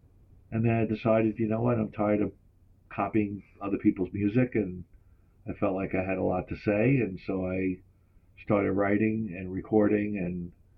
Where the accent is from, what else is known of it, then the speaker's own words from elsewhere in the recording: Long Island, New York, United States; also born or lived in Brooklyn; I grew up in Long Island, yes.